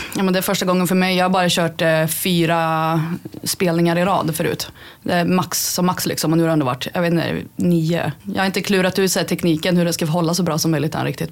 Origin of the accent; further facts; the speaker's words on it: Karlstad, Värmland, Sweden; Jag är 28, är från Karlstad